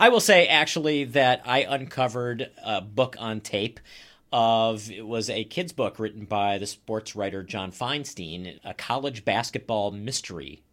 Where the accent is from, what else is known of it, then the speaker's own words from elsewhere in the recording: Maryland, United States; moved away as an adult; also born or lived in Boston, Massachusetts / upstate New York / Iowa / Flagstaff, Arizona; now in Wauwatosa, United States; I live in Wauwatosa. I am not from Wauwatosa. I grew up in Maryland